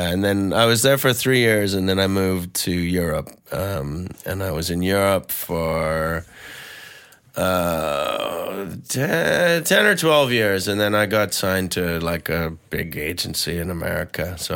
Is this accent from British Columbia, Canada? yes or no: yes; Vancouver, British Columbia, Canada; I'm from Vancouver and uh, and I gave it a go.